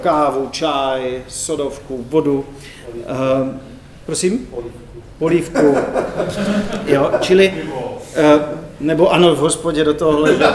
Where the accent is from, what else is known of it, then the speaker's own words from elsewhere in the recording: Brno, South Moravian Region, Czechia; jak se říká u nás v Brně